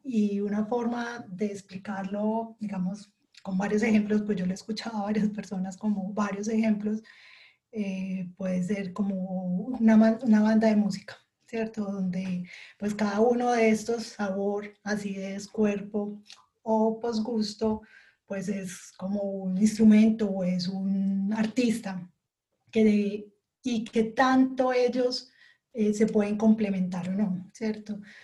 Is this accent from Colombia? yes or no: yes; Colombia; now in Switzerland; soy colombiana y ahora estoy viviendo en Suiza